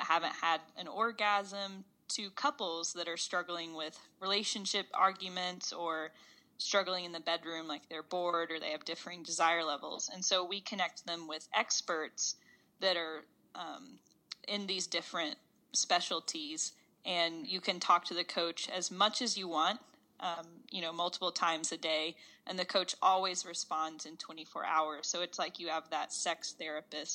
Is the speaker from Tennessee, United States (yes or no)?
yes; Knoxville, Tennessee, United States; I grew up in Knoxville, Tennessee.